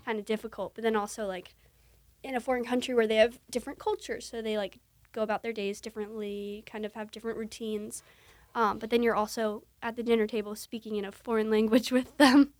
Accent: New Jersey, United States; I'm from New Jersey

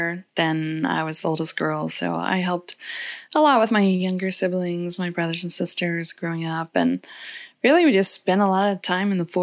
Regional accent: Kansas, United States; I grew up in a small town in Kansas, about 30 miles outside of Kansas City.

